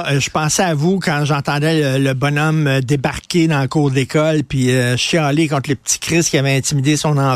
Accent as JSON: {"language": "French", "town": "Montreal", "region": "Quebec", "country": "Canada", "tie": "born or raised there", "said": "Vous puis moi, on a grandi à Verdun."}